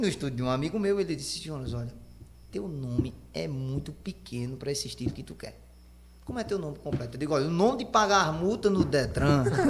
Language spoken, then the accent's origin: Portuguese; Junco, Pernambuco, Brazil; eu nem sou aqui de Itaquaritinga, eu sou de um município de vertente chamado Junco, povoado do Livramento chamado Junco